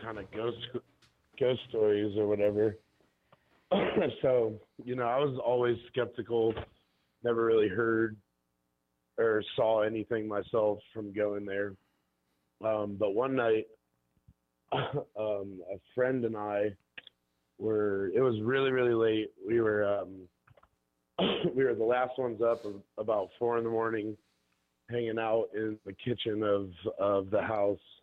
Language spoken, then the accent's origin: English; Bainbridge, Ohio, United States; also born or lived in Cleveland, Ohio; I grew up out in Bainbridge near Geauga Lake